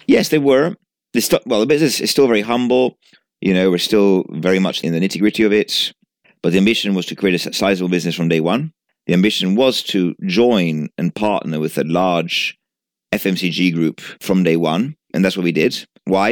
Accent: Genoa, Liguria, Italy; moved away as an adult; now in United Kingdom; I was born in Genova, and I lived in Genova till I was nineteen.

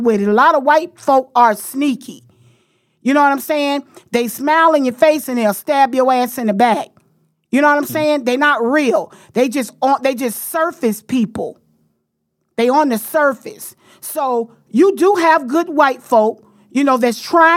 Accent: the South, United States; I'm from the South

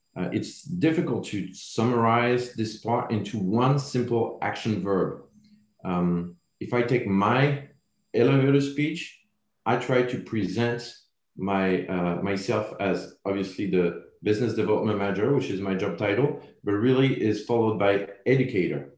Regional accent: France; accent: French; English is a second language; moved away; my French accent

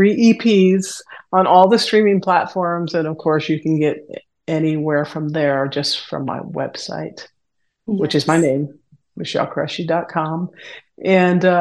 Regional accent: Northwest Indiana, United States; growing up in Northwest Indiana

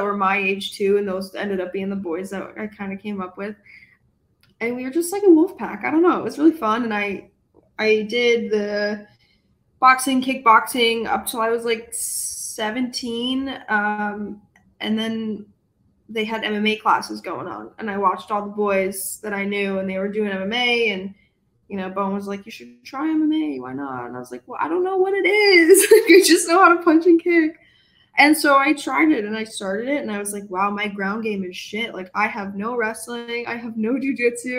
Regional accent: Rochester, New York, United States; moved away as an adult; now in Syracuse, United States; I grew up in Rochester, and I still, you know, that's my home family

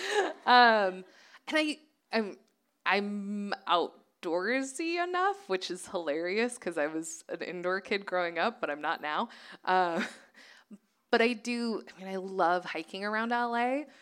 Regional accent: Nevada, United States; now in Los Angeles, United States; having grown up in Nevada

